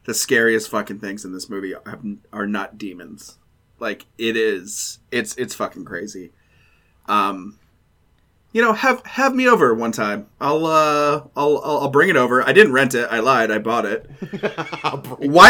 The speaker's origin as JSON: {"language": "English", "region": "Alabama", "country": "United States", "tie": "born or raised there", "said": "growing up in Alabama"}